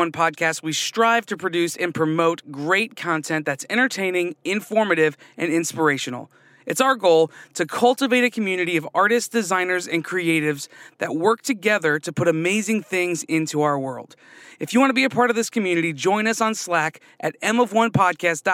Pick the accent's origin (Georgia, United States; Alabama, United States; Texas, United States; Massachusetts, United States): Texas, United States; San Antonio; I'm from San Antonio